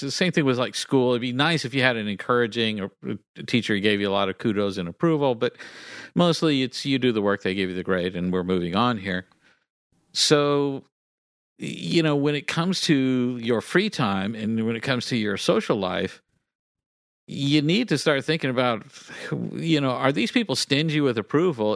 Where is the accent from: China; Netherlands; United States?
United States; Galveston Bay, Texas; I am part Cajun and I grew up, uh, you know, next to Galveston Bay.